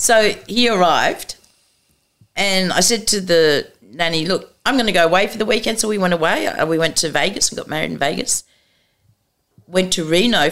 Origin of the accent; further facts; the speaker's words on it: Australia; home's Australia